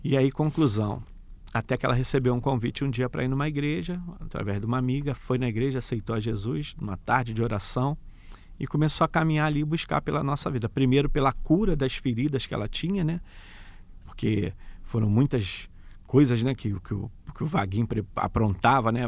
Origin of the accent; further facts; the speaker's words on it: Rio de Janeiro, Brazil; Sou da Vila Cruzeiro, nasci né, e criado na Vila Cruzeiro